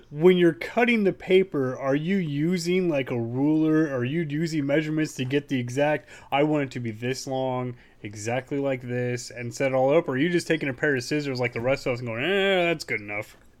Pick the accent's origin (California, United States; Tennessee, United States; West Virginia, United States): California, United States; Hollister; also born or lived in San Jose, California; I was born in San Jose, but, yeah, I grew up in Hollister